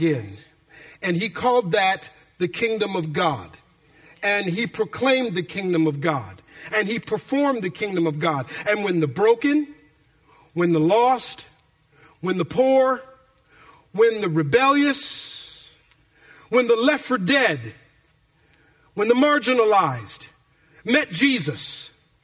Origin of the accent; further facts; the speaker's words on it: Minneapolis, Minnesota, United States; moved away as an adult; now in Bay Area, California, United States; my childhood growing up in Minneapolis, Minnesota